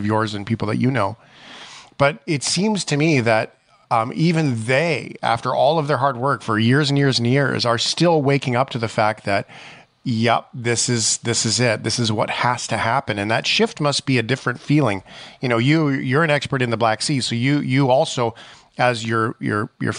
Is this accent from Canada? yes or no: yes; Canada; as a Canadian